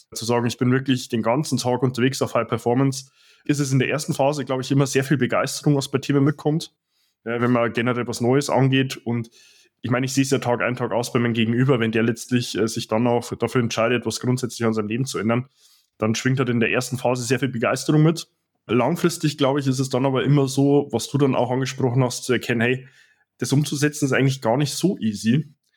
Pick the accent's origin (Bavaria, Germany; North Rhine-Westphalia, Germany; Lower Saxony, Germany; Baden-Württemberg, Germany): Bavaria, Germany; Dingolfing; moved away; ich komme ja hier ursprünglich aus Dingolfing, also 100 Kilometer nordöstlich von München